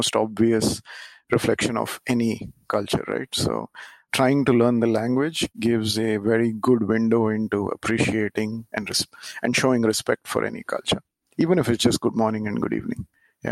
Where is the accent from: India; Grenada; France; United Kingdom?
India; moved away as an adult; also born or lived in Japan / Singapore; the first time when I moved from India to Japan after being brought up in India